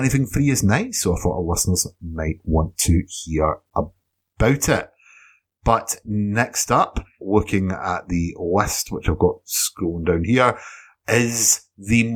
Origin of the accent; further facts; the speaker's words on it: Scotland, United Kingdom; Edinburgh, which is a city in Scotland, of course, my country of birth and where I stay now.